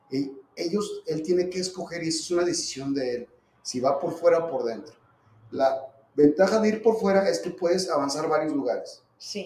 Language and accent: Spanish; Zacatecas, Mexico; como zacatecano